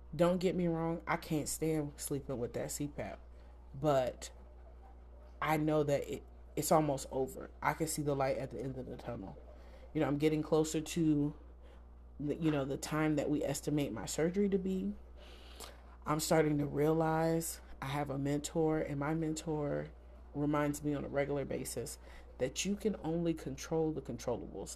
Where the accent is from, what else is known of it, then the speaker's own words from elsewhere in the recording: the South, United States; I grew up in the South